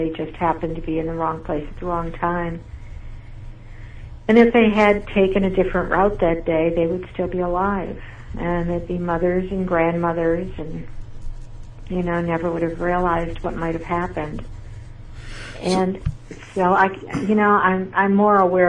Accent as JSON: {"language": "English", "region": "Wisconsin", "country": "United States", "tie": "born or raised there", "moved": "yes", "lives_now": "Houston, United States", "said": "I grew up in Wisconsin, so I understand bad winters"}